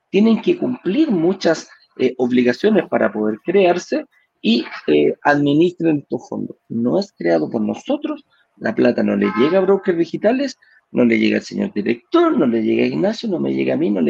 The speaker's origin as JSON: {"language": "Spanish", "country": "Venezuela", "lives_now": "Chile", "said": "Que yo soy venezolano, que todavía no me da la, definitiva, etcétera, etcétera, etcétera."}